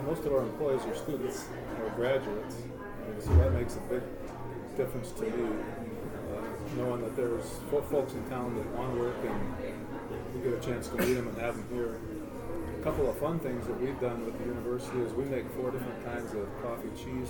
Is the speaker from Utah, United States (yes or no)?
no; Mitchell, South Dakota, United States; moved away as an adult; now in Brookings, United States; I grew up in Mitchell, so I was a colonel, class of 74.